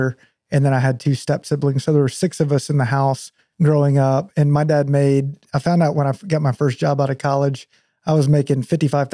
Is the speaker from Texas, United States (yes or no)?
yes; Whitesboro, Texas, United States; grew up there, graduated high school, and then ended up going to A&M